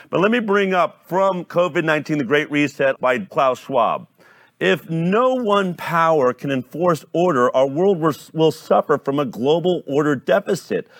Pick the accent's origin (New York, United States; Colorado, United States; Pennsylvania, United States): Colorado, United States; Boulder; I grew up in Boulder, Colorado